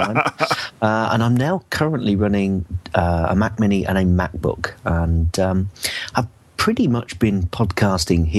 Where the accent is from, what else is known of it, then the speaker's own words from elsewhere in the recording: Northampton, East Midlands, United Kingdom; I'm basically from Northampton, which is in the Midlands of the UK